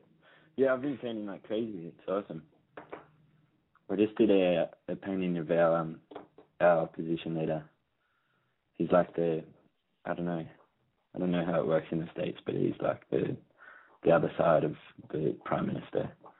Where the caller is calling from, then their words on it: Sydney, New South Wales, Australia; calling from Sydney, Australia. And I'm 23.